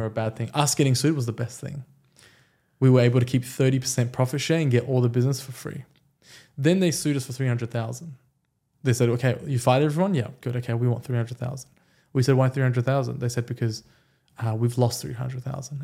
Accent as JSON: {"language": "English", "country": "Australia", "tie": "born or raised there", "also_born_or_lived": "Iran", "second_language": "English", "said": "my parents moved to Australia when I was five"}